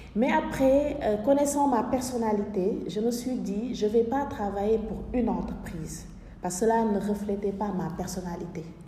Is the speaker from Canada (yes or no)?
no; Senegal; moved away; chez moi, dans mon pays natal, au Sénégal